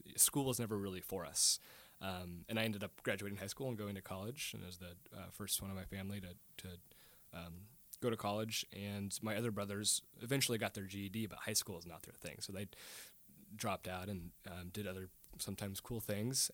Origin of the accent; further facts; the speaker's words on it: Portland, Oregon, United States; now in Tacoma, United States; we grew up in East Portland